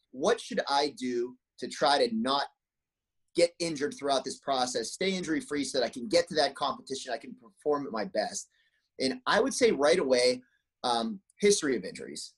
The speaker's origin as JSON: {"language": "English", "region": "Pennsylvania", "country": "United States", "tie": "born or raised there", "also_born_or_lived": "San Jose, California", "moved": "as an adult", "lives_now": "Bay Area, United States", "said": "I grew up back in Pennsylvania when I was five years old"}